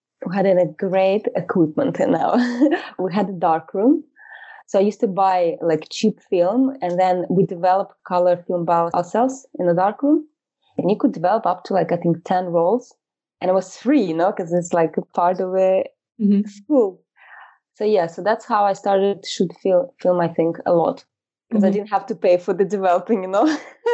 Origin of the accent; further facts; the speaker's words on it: Moscow, Russia; moved away as an adult; now in London, United Kingdom; I live in London for about 12 years now. And originally, I'm from Russia, from Moscow.